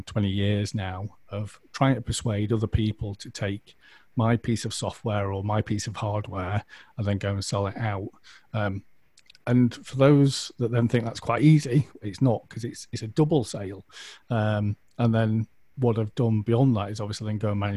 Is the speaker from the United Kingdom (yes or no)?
yes; United Kingdom; we're British